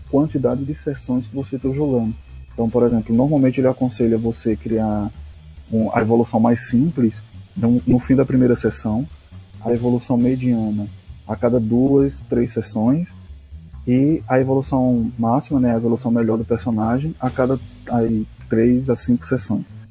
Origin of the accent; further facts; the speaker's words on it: Pernambuco, Brazil; eu sou de Pernambuco